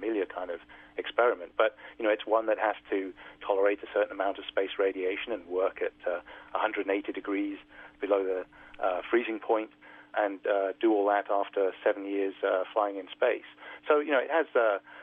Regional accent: United Kingdom; being a Brit growing up in Europe

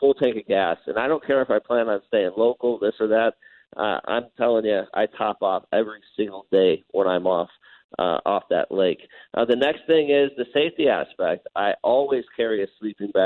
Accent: Colorado, United States; moved away as an adult; now in Page, United States; I'm from Colorado

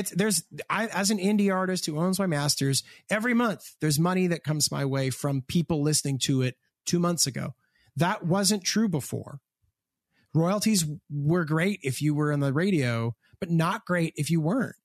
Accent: Hamilton, Ontario, Canada; I am from Hamilton, Ontario, Canada

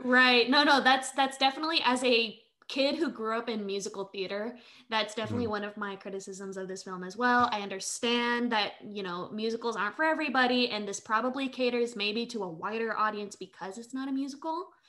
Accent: Manila, Metro Manila, Philippines; moved away; I am an immigrant. I was born in Manila, Philippines. I'm a quarter Filipino

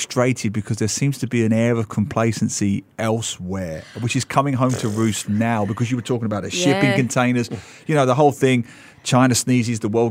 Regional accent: London, United Kingdom; now in Singapore; I'm from East London.

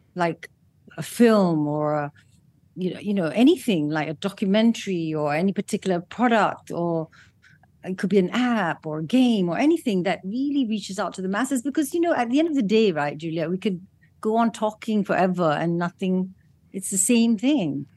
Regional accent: Malaysia

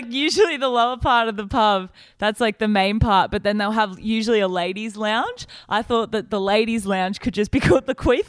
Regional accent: Australia; I'm Australian.

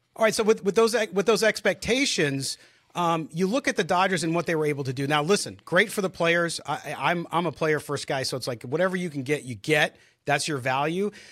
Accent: San Diego, California, United States; as a kid, growing up in San Diego

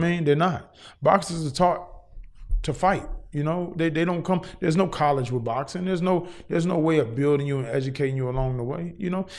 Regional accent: Cincinnati, Ohio, United States; now in Los Angeles, United States; I'm originally from Cincinnati, Ohio

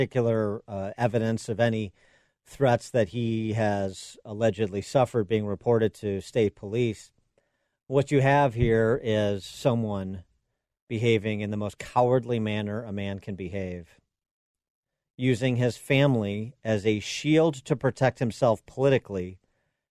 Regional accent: Illinois, United States; Illinois Governor, my home state governor

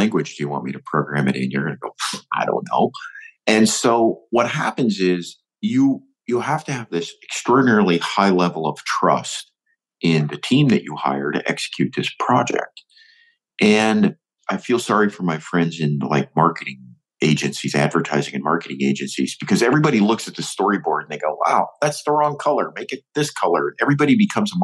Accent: Northwest Ohio, United States; also born or lived in Michigan; I'm an Ohio boy, and I grew up in Northwest Ohio

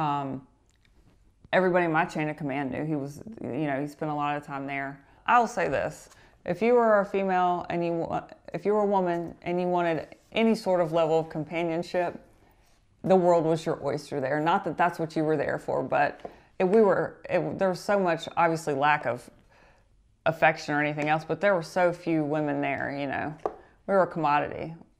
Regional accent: North Carolina, United States; we're both from North Carolina

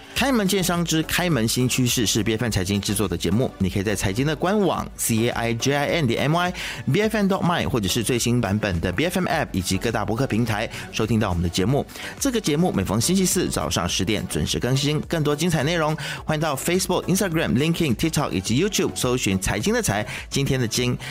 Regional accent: Malaysia; Despite 我们马来西亚人对他有什么意见

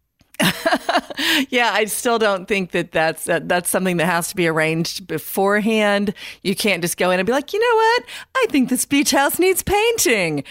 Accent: Indiana, United States; now in North Carolina, United States; I'm from Indiana.

